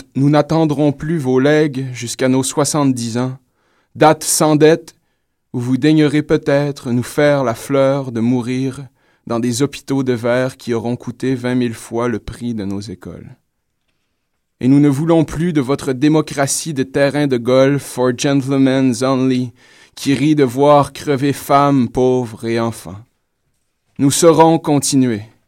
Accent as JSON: {"language": "French", "town": "Saguenay", "region": "Quebec", "country": "Canada", "said": "je suis du Saguenay"}